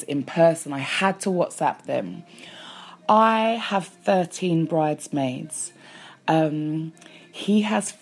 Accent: London, United Kingdom; accent: English; Born and raised a Londoner

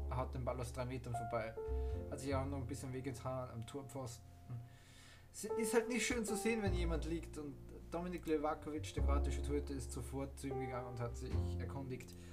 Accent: Austria; ich bin ja ein Austrian Man, ich komme aus Österreich

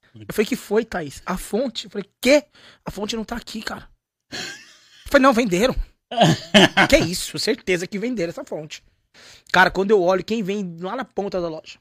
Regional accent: São Paulo, Brazil; now in Londrina, Brazil; vim da Zona Leste de São Paulo

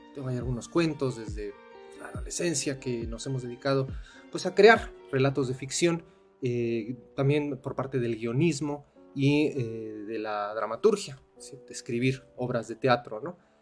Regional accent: Mexico City, Mexico; moved away as an adult; now in Cuautla, Mexico; nosotros somos de la Ciudad de México y hasta hace cuatro años eh, nos mudamos para acá después del temblor

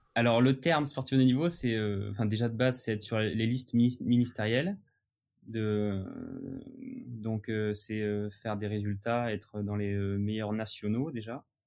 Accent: near Leucate, Occitania, France; also born or lived in Le Barcarès; j'habite dans le sud de la France, ouais. euh, à côté de Le 4

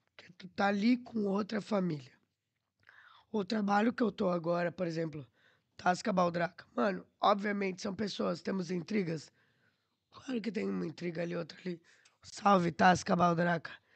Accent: Atibaia, São Paulo, Brazil; moved away as an adult; also born or lived in Curitiba / Porto / Lisbon; now in Portugal; Sou caipira, né, mano? Lá do interior da Atibaia.

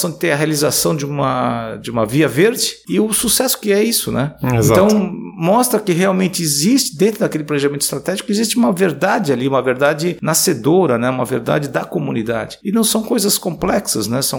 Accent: Jaraguá, Goiás, Brazil; olha, eu sou lá de Jaraguá, onde o Morão teve lá e aconteceu isso

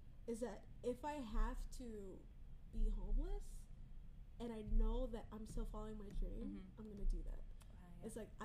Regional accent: Cayman Islands

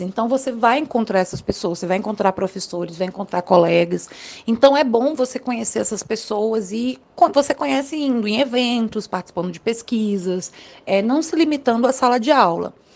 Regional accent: Brasília, Federal District, Brazil; eu sou aqui do Distrito Federal, moro em Brasília

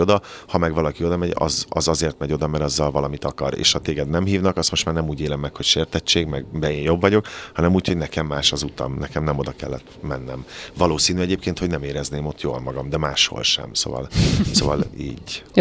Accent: Kaposvár, Somogy, Hungary; born or raised there; moved away

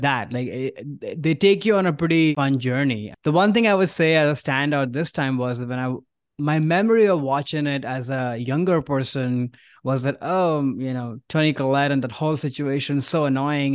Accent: India; now in San Francisco, United States; growing up in India, especially those early years

